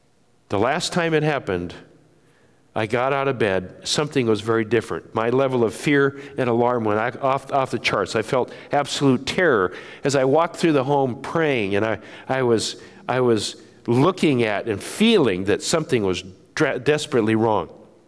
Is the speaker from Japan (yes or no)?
yes; Japan; I grew up in Japan and as a son of missionaries